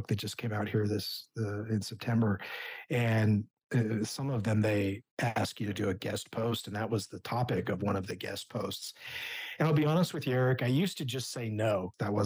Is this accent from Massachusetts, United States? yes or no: no; Spokane, Washington, United States; I have kind of a love-hate affair with my hometown